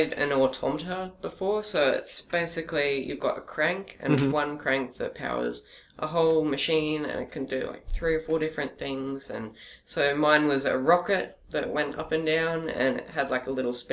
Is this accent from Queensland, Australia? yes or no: yes; Gold Coast, Queensland, Australia; also born or lived in Brisbane / Caboolture / Redcliffe; I moved to the Gold Coast, and I've been at Hillcrest